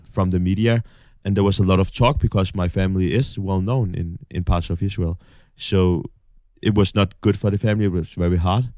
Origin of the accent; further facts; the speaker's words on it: North Denmark Region, Denmark; moved away; we have, um, a big factory in, in my hometown, Martin. That's the guys who make all the lights